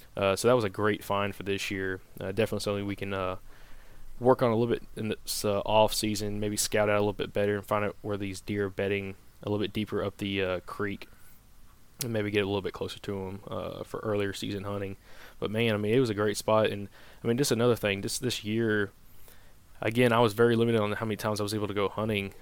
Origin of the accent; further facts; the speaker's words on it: the South, United States; growing up in the South